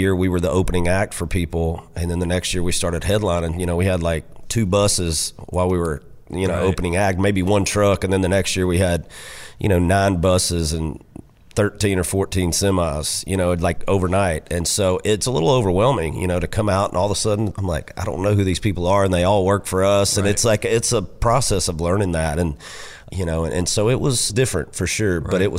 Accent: United States; also born or lived in Florida; now in Nashville, United States; growing up in Georgia and Florida

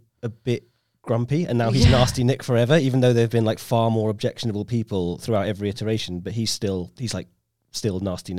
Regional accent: Borehamwood, East of England, United Kingdom; also born or lived in North London; I grew up in North London, but probably Boreham Wood is where I spent most of my time

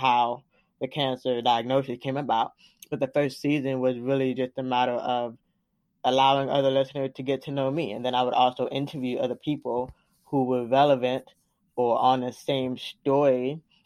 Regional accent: Florida, United States; moved away; also born or lived in Washington, D.C. / Atlanta, Georgia; I was the only one born in Florida, technically, my roots are in Atlanta

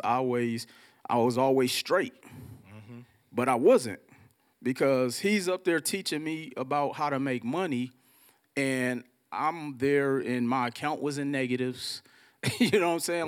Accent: Milwaukee, Wisconsin, United States; I'm from Milwaukee, Wisconsin, and growing up in Milwaukee

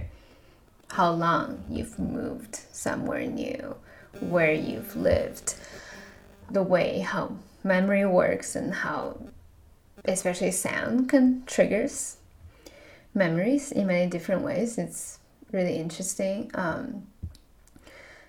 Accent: Kaifeng, Henan, China; English is a second language; moved away; also born or lived in Canada; I'm from Kaifeng, from Henan

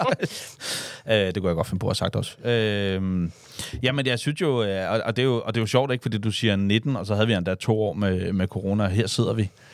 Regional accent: Denmark; vi danskere

